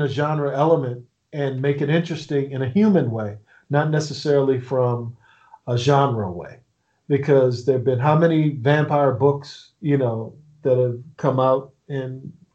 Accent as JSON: {"language": "English", "town": "Annapolis", "region": "Maryland", "country": "United States", "said": "I'm from Annapolis, Maryland"}